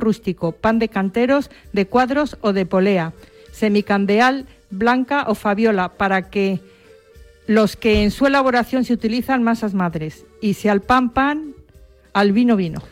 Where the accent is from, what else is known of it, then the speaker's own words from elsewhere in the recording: Valladolid, Castile and León, Spain; mi tierra vallisoletana